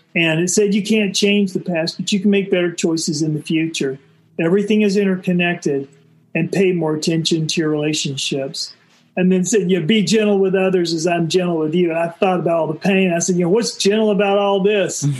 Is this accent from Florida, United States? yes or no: yes; Florida, United States; I was growing up in Florida in the '60s